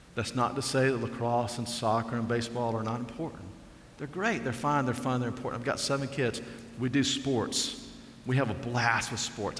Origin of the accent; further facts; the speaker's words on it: Alabama, United States; I grew up in Alabama